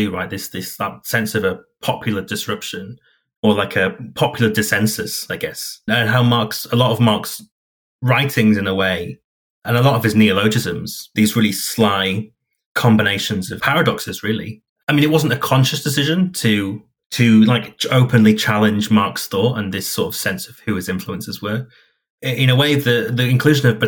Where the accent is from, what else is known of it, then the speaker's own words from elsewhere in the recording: Hull, Yorkshire and the Humber, United Kingdom; my hometown of Hull